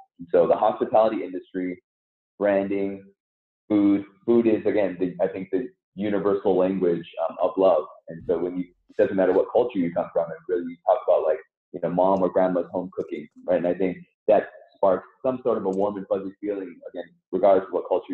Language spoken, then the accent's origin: English; Southern California, United States; also born or lived in Seoul, South Korea; I grew up in Southern California, but was originally born in Seoul in South Korea. So I immigrated with my parents in the early 80s